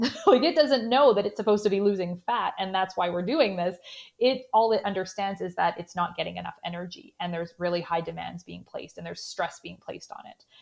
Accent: Canada; accent: Canadian; in my Canadian accent

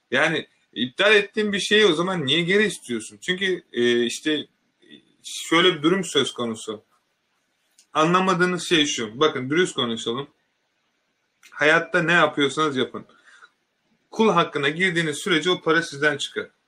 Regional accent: Turkey; bakın ben bundan çok gurur duyuyorum bir Türk olarak arkadaşlar.

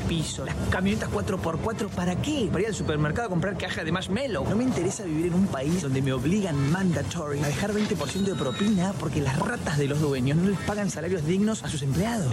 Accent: Temperley, Buenos Aires Province, Argentina; now in Spain; mi pasaporte es argentino y dice que nací en Temperley

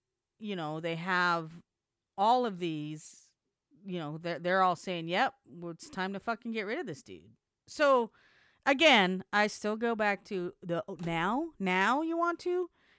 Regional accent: Tennessee, United States; Knoxville, yeah, from Tennessee. I'm from Tennessee.

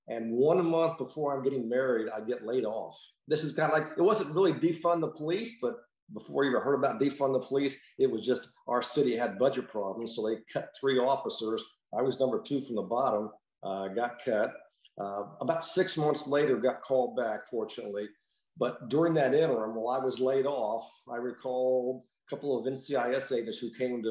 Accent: Mount Vernon, Illinois, United States; also born or lived in Kewanee, Illinois; I'm from Illinois, born in Illinois, the big city of Kewaunee, heart capital of the world

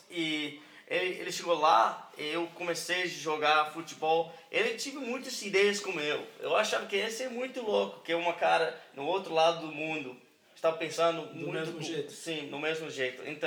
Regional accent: Hohenwald, Tennessee, United States; born there; Portuguese is a second language; E eu, eu nasci aqui na, na Tennessee, em um, é, é, é cidade muito, muito pequena.

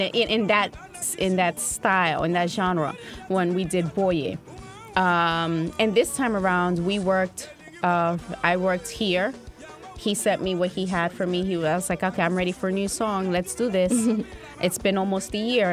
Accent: United States; Being Black American for me wasn't just enough. Okay, so I'm Black American

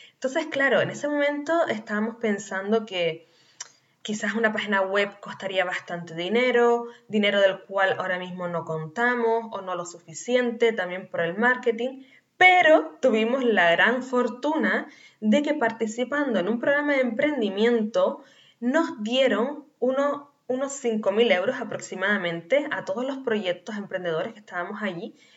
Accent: Canary Islands, Spain; nacida en Canarias

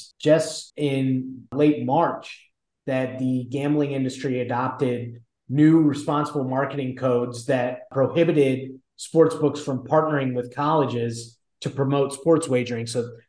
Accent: Virginia, United States; Virginia, my home state

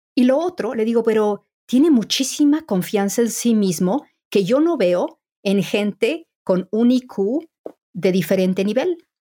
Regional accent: Mexico; moved away as an adult; now in England; soy mexicana

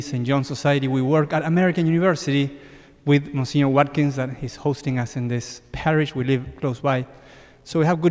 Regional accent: Argentina; now in United States; I am from Argentina

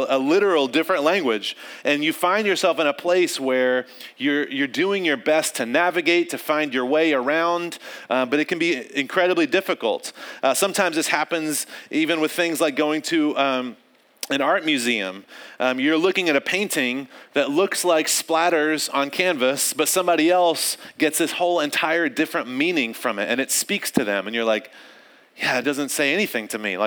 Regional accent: North Carolina, United States; I grew up in North Carolina, and which is the South.

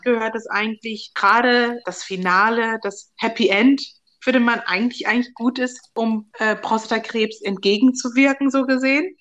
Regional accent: Germany; ich bin in Deutschland aufgewachsen, bin seit 95 hier

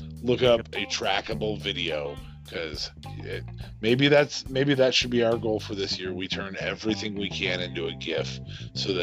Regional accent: Nebraska, United States

